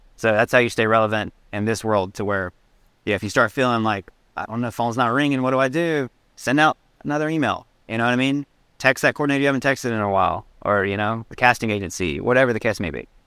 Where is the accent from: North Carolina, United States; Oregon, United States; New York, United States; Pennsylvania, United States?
North Carolina, United States; Salem; moved away; Growing up in Salem, North Carolina, one stop sign town